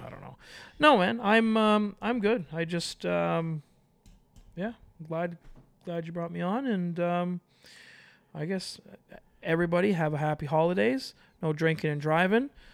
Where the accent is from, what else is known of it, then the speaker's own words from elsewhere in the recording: Toronto, Ontario, Canada; I'm from Toronto